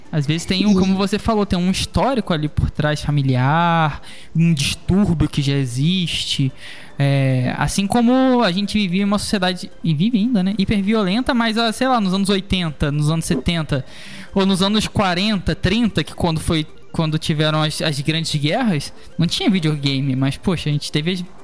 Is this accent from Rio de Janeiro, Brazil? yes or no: yes; Rio de Janeiro, Brazil; É, eu sou do Rio de Janeiro, né? E o Brasil vive, vive uma guerra civil, né, cara?